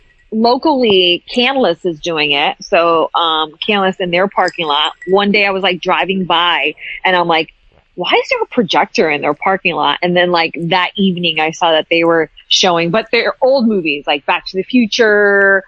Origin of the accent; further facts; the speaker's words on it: Hartford, Connecticut, United States; I grew up in Hartford, Connecticut.